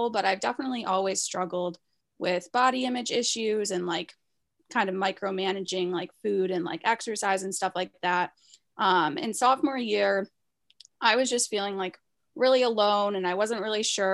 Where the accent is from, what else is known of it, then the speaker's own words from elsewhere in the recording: Chicago, Illinois, United States; moved away; I'm originally from Chicago